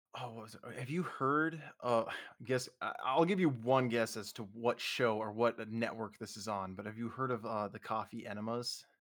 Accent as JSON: {"language": "English", "region": "Minnesota", "country": "United States", "tie": "born or raised there", "moved": "yes", "said": "growing up in Minnesota"}